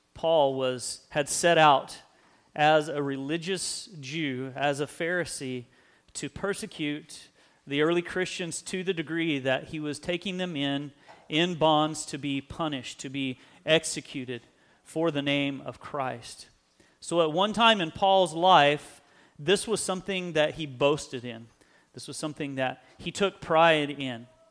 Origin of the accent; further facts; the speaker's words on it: United States; We live in a great country. We maybe take pride in being American.